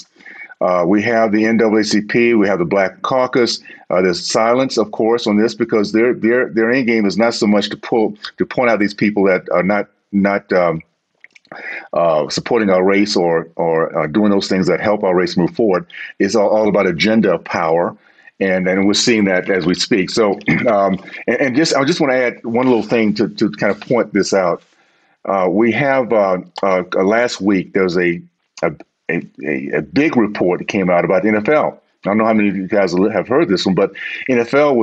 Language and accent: English; Deep South, United States; I grew up in the Deep South